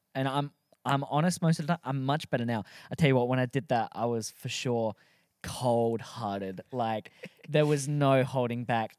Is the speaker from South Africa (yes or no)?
no; Australia; also born or lived in Adelaide, South Australia; we're all Aussie, if you can't tell by the thick accent